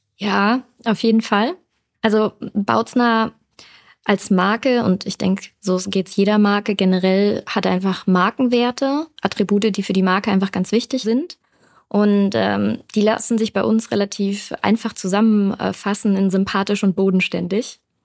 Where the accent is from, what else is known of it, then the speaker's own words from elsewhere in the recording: Düsseldorf, North Rhine-Westphalia, Germany; ich bin ein Düsseldorfer Kind, ich komme aus NRW